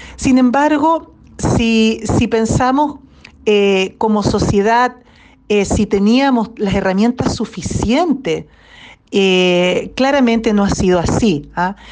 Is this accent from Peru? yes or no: no; Chile; como sociedad chilena